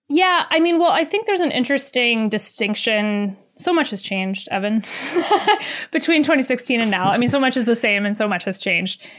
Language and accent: English; North Carolina, United States; born or raised there